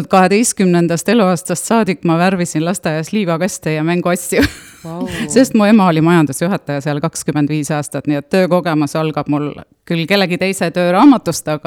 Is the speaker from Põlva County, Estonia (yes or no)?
no; Puka, Valga County, Estonia; nagu juba öeldud, ja tulen tõesti Pukast ja olen Pukast äh, ise seitsmendat põlve, minu lapsed siis kaheksandat põlve